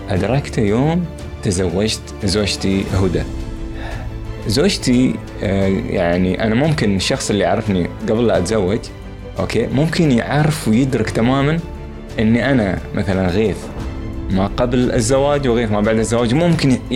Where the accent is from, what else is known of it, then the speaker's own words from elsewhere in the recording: Khor Fakkan, Sharjah, United Arab Emirates; من مواليد خرفكان اماراتي درست وترعرعت في مدينه خرفكان